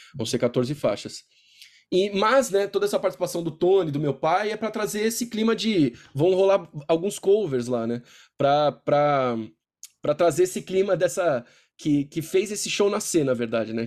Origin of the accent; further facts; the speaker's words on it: Brazil; eu sou, cresci no Brasil